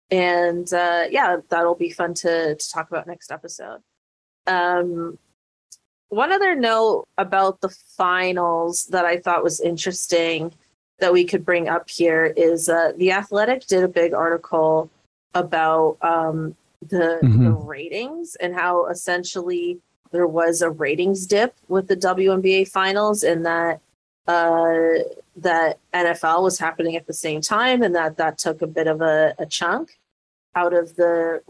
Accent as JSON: {"language": "English", "country": "Canada", "said": "as a Canadian here"}